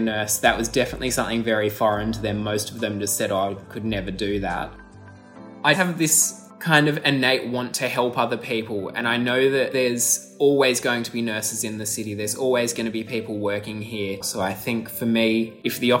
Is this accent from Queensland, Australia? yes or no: no; Sydney, New South Wales, Australia; I grew up on the North Shore in a suburb called Taramara.